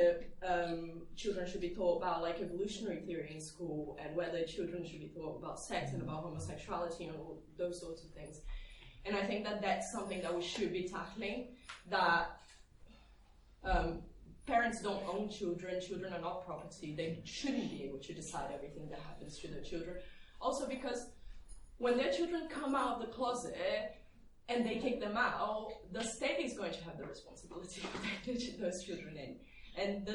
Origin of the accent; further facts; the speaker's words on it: Haringey, London, United Kingdom; I'm from Haringey